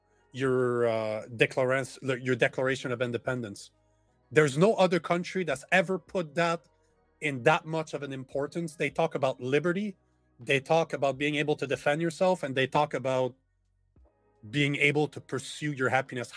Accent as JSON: {"language": "English", "country": "Canada", "said": "as a Canadian"}